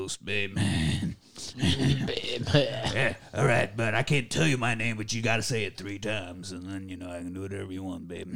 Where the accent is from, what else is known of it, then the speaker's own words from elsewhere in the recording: Beloit, Kansas, United States; moved away; my hometown of Beloit, Kansas